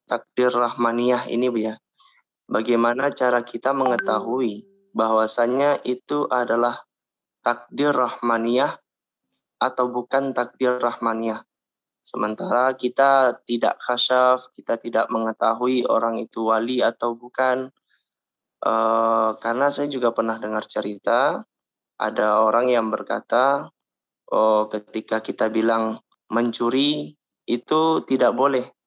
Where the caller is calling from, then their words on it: West Sumatra, Indonesia; Saya dari Agam